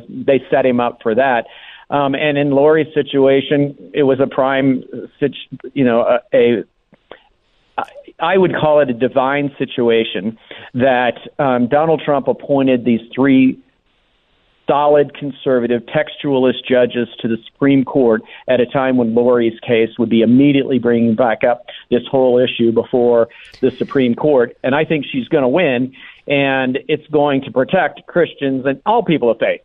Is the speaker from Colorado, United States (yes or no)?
yes; Colorado, United States; I come from Colorado